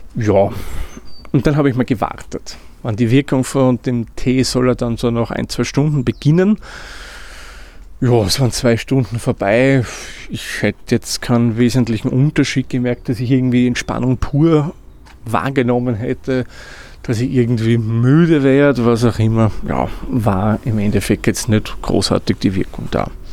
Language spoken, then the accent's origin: German; Austria; wie man bei uns in Österreich sagt